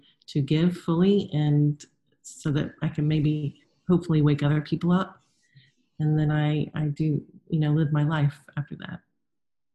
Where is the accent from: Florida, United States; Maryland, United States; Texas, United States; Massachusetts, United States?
Florida, United States; South; moved away; also born or lived in North Carolina; I grew up in South Florida, where other than the beach, everything's pretty plasticky and not real